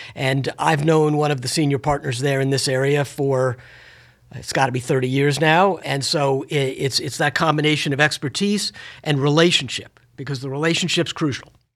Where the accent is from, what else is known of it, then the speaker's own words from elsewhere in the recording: Washington, District of Columbia, United States; having been born and raised in Washington, D C